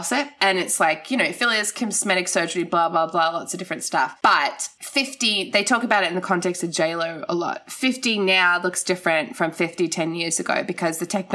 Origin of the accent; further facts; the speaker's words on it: Gold Coast, Queensland, Australia; I grew up on the Gold Coast